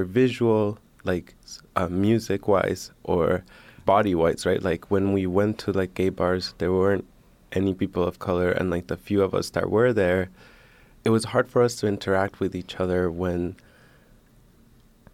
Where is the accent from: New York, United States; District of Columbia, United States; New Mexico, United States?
District of Columbia, United States; Washington; I'm Honduran, but I grew up in Washington, D.C.